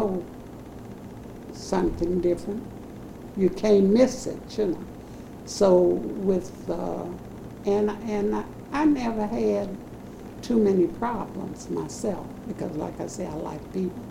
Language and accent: English; St. Louis, Missouri, United States; also born or lived in the South; I was born in the South